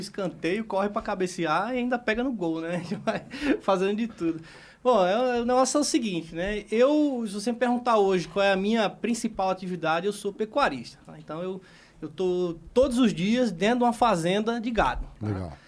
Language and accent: Portuguese; Maceió, Alagoas, Brazil; Eu eu nasci e cresci em Maceió, Alagoas.